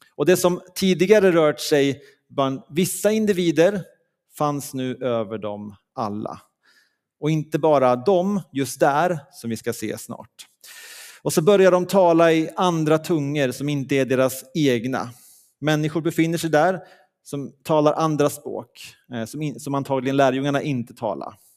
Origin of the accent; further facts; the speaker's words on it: Leksand, Dalarna County, Sweden; moved away; där jag kommer ifrån i, från Leksand